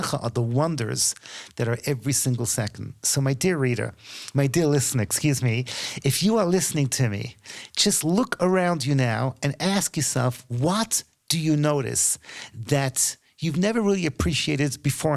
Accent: United Kingdom; as a Brit, I'm kind of embarrassed

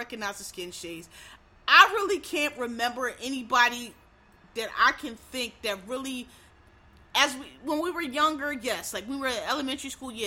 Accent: Philadelphia, Pennsylvania, United States; I'm from up north. I'm from Philly

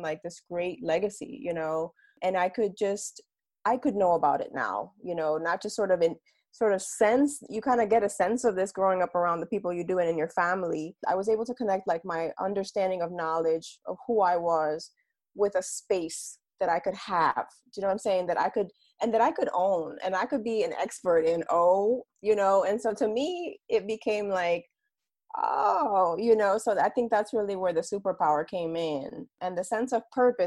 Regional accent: Bayamón, Puerto Rico; I'm also a Puerto Rican woman. So I was born in Bayamon, Puerto Rico

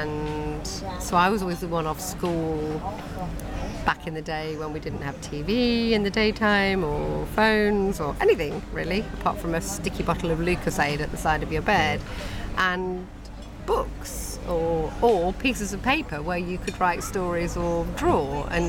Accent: Nottingham, East Midlands, United Kingdom; And so it meant that I was considered quite posh where I grew up, because I grew up in Nottingham and I don't really have much of an accent.

